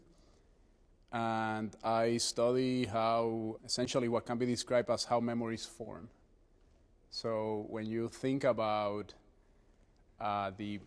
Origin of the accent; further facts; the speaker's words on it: Puerto Rico; now in New Haven, United States; I was born and raised in Puerto Rico